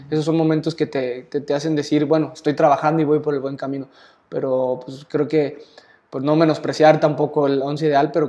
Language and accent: Spanish; Jalisco, Mexico; pues Osvaldo Sánchez creo que era mi máxima figura en la portería porque pues soy de Jalisco, le vas a las Chivas